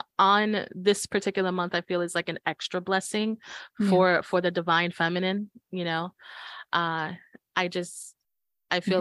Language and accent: English; New York City, New York, United States; moved away; I was born and raised in New York. I'm gonna be a Brooklyn girl no matter where I go